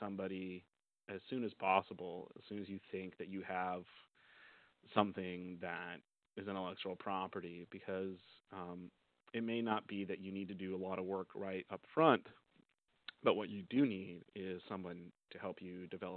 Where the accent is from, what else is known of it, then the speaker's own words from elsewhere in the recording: Oregon, United States; moved away as an adult; now in Southern California, United States; I'm originally from Oregon